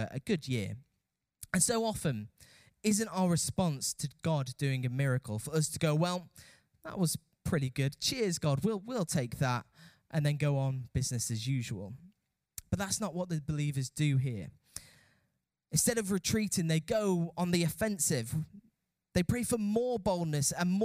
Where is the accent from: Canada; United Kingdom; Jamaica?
United Kingdom; as British people